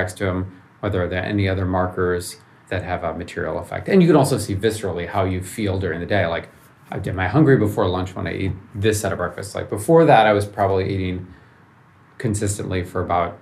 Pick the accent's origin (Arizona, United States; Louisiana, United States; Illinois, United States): Illinois, United States; Chicago; moved away as an adult; also born or lived in Ann Arbor, Michigan; now in Palo Alto, United States; I grew up in Chicago, so downtown, and in a high rise, 30 floors up in the air